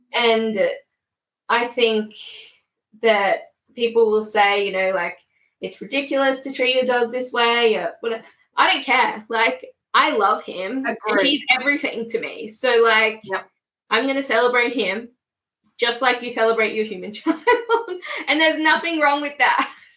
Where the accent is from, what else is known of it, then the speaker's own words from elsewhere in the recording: Queensland, Australia; now in Melbourne, Australia; I'm originally from Queensland, but I'm living in Melbourne.